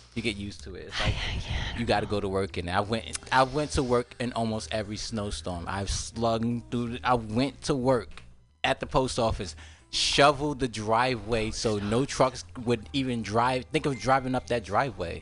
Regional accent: New York, United States; moved away; I'm from New York.

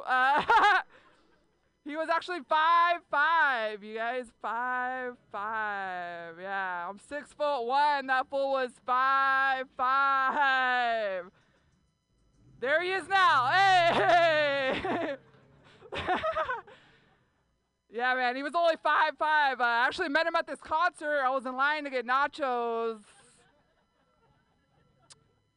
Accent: San Jose, California, United States; I grew up in San Jose

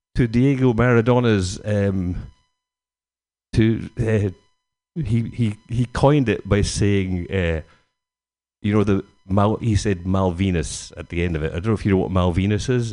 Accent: Scotland, United Kingdom; Being Scottish

